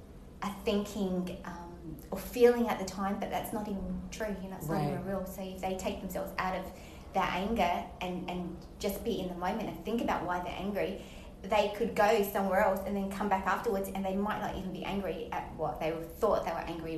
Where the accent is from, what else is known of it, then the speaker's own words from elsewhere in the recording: Australia; accent: Australian; now in St. Petersburg, United States; You've got an Australian accent, but they were confused. I'm like, no, there's actually quite a lot of Asian people in Australi